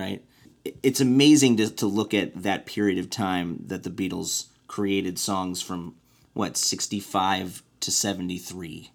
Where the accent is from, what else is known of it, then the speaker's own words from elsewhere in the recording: Evanston, Illinois, United States; my hometown in Evanston